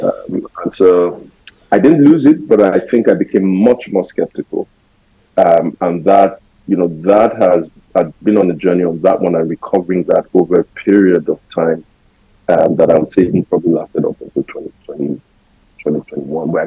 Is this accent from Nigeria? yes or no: yes; Lagos, Nigeria; I was born and raised in Lagos. So I was first 24 years of my life lived in Lagos.